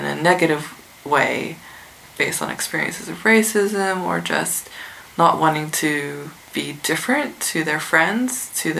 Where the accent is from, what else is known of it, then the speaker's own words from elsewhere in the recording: Adelaide, South Australia, Australia; Do I just say cheekily, oh, I'm from Adelaide, knowing that they're expecting that you're going to name some Asian country, and or, you know, my family is from China, and so it's always China or Japan.